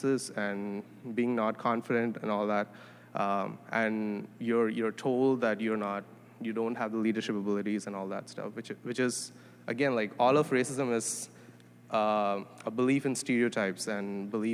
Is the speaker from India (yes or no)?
yes; India; moved away as an adult; now in Toronto, Canada; I'm originally from India. I came to Toronto to study, to do my master's